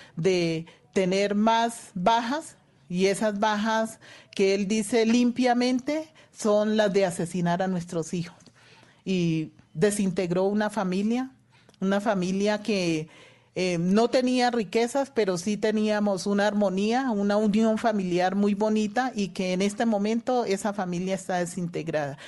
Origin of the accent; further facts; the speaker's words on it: Valle del Cauca, Colombia; yo también soy vallecaucana